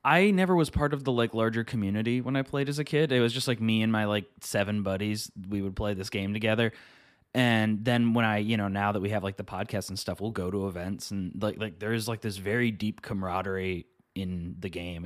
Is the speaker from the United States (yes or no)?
yes; Midwest, United States; I'm from the Midwest